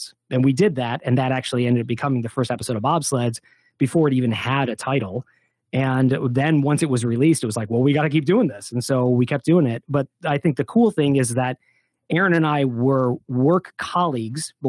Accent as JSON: {"language": "English", "town": "Detroit", "region": "Michigan", "country": "United States", "tie": "born or raised there", "also_born_or_lived": "Southern California", "said": "I grew up in the Midwest. I grew up in the Detroit area"}